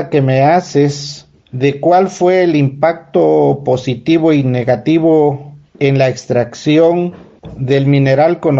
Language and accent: Spanish; Cuyamecalco Villa de Zaragoza, Oaxaca, Mexico; yo soy originario, nativo de Cuyamecalco, Villa de Zaragoza.